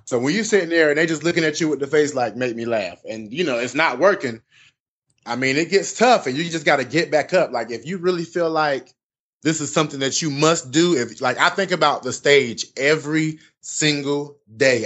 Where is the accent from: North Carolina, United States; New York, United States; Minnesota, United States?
North Carolina, United States; Southern Pines; born and raised from North Carolina, a place called Southern Pines, which is outside of Fayetteville